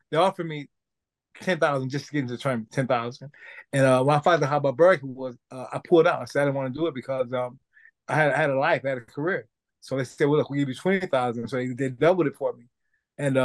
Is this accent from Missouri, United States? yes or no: yes; St. Louis, Missouri, United States; I'm originally from St. Louis, Missouri